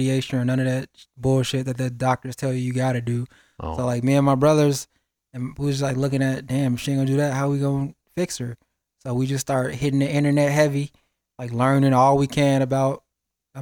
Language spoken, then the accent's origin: English; Chicago, Illinois, United States; moved away; I'm from Chicago originally